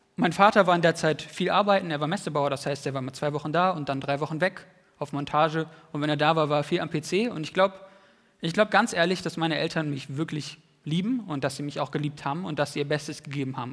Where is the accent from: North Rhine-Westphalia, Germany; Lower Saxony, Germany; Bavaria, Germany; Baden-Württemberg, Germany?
Lower Saxony, Germany; Wienhausen; nach Wienhausen in meine alte Heimat